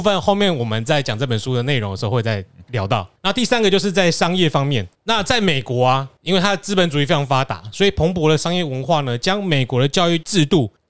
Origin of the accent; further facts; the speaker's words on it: Taiwan; 更无聊是什么？我台大的，我台湾长大，